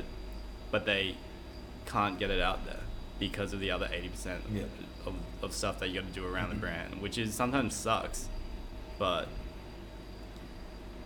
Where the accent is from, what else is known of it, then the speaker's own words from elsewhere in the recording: Brisbane, Queensland, Australia; moved away as an adult; also born or lived in Taipei, Taiwan; now in Sydney, Australia; I lived the next 9 years of my life in Taiwan, Taipei, Taiwan. And moved back to Brisbane when I was 9 with my family. Finished high school there in 2009 and moved to Sydney for uni.